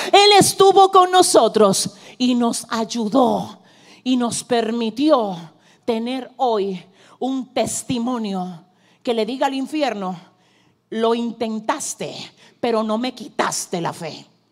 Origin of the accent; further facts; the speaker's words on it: Cibao, Dominican Republic; vengo como dominicana cibaeña